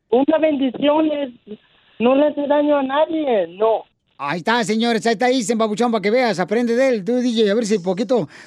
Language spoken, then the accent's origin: Spanish; Tijuana, Baja California, Mexico; Yo soy de Tijuana.